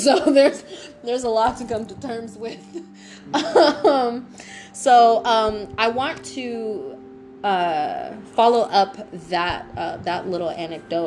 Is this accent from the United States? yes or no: yes; United States; I am from right here